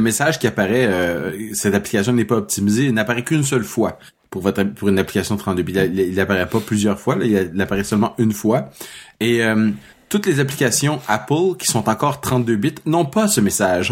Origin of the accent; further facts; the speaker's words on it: Toronto, Ontario, Canada; je suis né à Toronto en 1969.